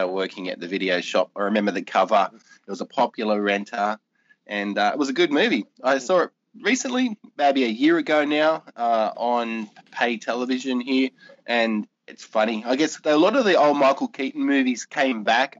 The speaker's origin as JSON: {"language": "English", "country": "Australia", "said": "being an Aussie"}